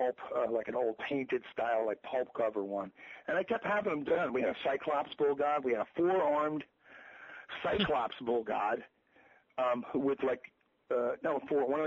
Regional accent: New Jersey, United States; we're from New Jersey

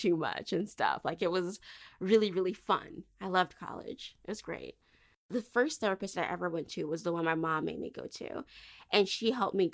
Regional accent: Michigan, United States; moved away as an adult; I did not want to stay home in Michigan because Michigan, no offense to my home state

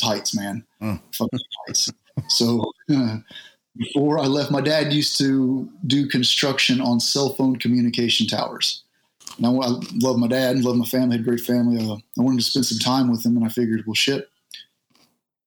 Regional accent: Southeast Texas, United States; moved away as an adult; Southeast Texas. I grew up in a small trailer park in Southeast Texas

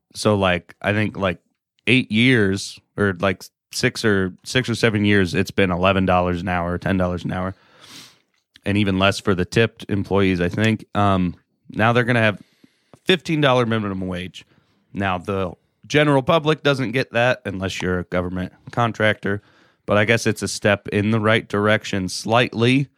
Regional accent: Alaska, United States; I'm from Alaska

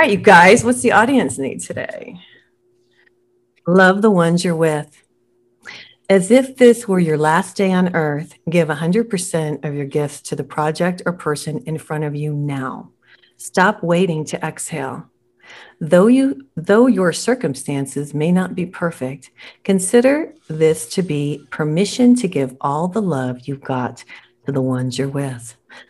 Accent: Scotland, United Kingdom; Now, I'm Scottish.

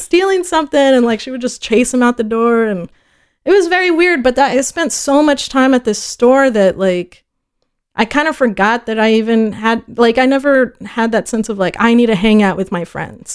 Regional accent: Fort Worth, Texas, United States; first language Spanish; English is a second language; also born or lived in El Paso / Ciudad Juarez; I was born in El Paso, uh, at about four, which is probably the earliest I can remember or have memories from, we moved to Fort Worth.

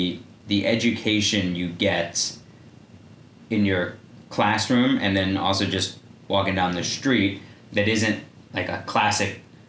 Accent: outside Philadelphia, Pennsylvania, United States; now in New York City, United States; friends that I grew up with and outside Philadelphia

